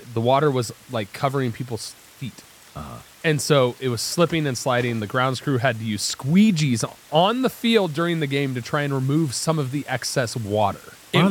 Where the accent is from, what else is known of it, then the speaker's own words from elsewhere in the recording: Ohio, United States; moved away; I'm from Ohio. It's colder there.